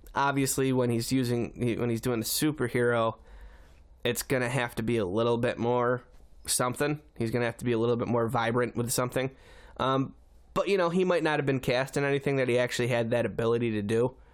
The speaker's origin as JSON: {"language": "English", "town": "Syracuse", "region": "New York", "country": "United States", "said": "I'm from Syracuse"}